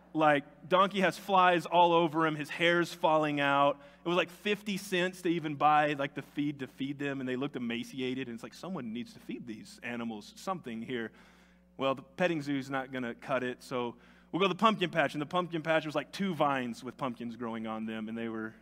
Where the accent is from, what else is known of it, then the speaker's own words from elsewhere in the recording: Tennessee, United States; moved away as an adult; now in New Mexico, United States; Growing up in Tennessee